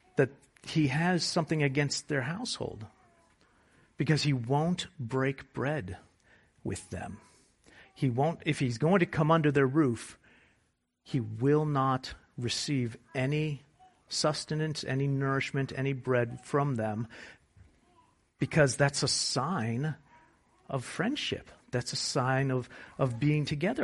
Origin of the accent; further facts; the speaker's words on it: United States; we're American